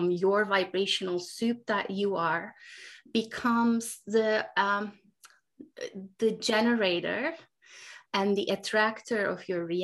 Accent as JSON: {"language": "English", "country": "Turkey", "tie": "born or raised there", "moved": "yes", "lives_now": "United States", "said": "I now live in the US, I grew up in Turkey."}